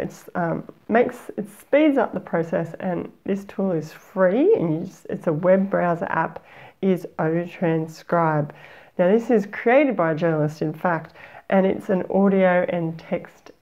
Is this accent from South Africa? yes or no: no; Australia; accent: Aussie; my Aussie accent